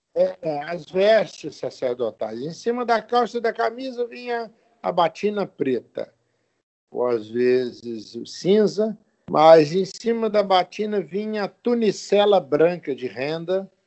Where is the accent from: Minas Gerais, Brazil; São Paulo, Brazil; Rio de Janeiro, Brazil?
Minas Gerais, Brazil; Rio Pomba; also born or lived in Governador Valadares; Eu nasci em Minas Gerais, numa cidade chamada Rio Pomba, perto de Belo Horizonte.